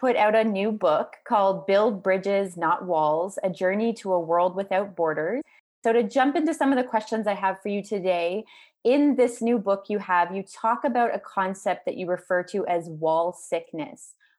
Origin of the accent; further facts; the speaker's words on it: Canada; I'm Canadian, and so I've never like crossed that border. The border that I'm used to is the border between Canada and the United States